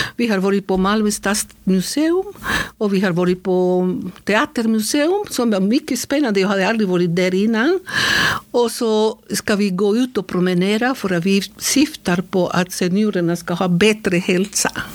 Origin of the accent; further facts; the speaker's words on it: Bucaramanga, Santander, Colombia; Swedish is a second language; moved away as an adult; also born or lived in Berkeley, California, United States; now in Sweden; jag kommer från Colombia, mm. Santander, mycket nära Venezuela. Yeah. Så eh, Bucaramanga heter den platsen där jag är född.